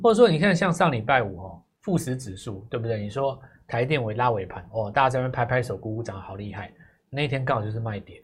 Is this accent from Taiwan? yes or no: yes; Taiwan; 我台湾人